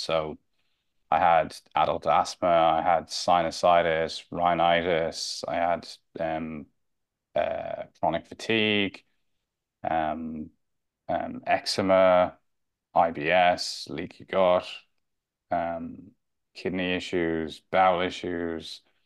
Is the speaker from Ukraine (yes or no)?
no; Dublin, Leinster, Ireland; moved away as an adult; also born or lived in London / Spain; I grew up in Santry, Northside Dublin